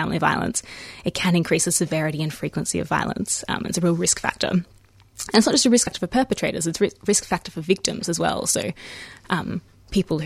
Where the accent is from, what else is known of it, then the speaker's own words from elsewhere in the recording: Melbourne, Victoria, Australia; moved away as an adult; now in United States; I was born in Melbourne. I grew up here in Melbourne and I studied law in Melbourne